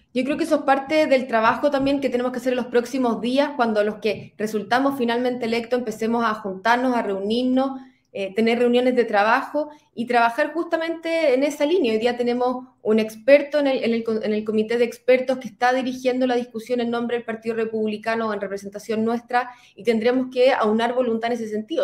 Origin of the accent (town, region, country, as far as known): Chile